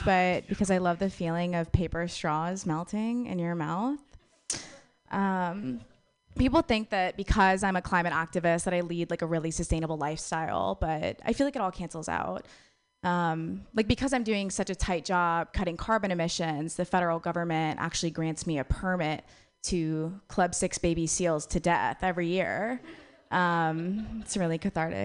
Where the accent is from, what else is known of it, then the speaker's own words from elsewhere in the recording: Wisconsin, United States; moved away; I'm from Wisconsin originally